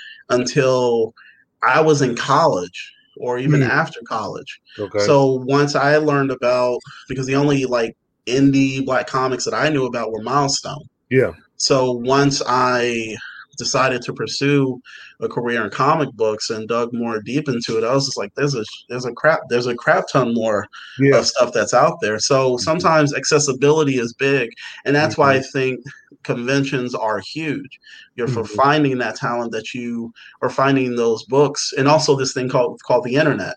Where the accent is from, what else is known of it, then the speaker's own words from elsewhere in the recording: Chicago, Illinois, United States; moved away; I'm from Chicago originally, so we didn't have comic book stores where I lived